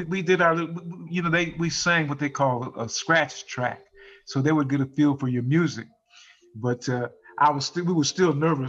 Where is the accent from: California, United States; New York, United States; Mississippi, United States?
California, United States; San Diego; Growing up, I grew up in San Diego.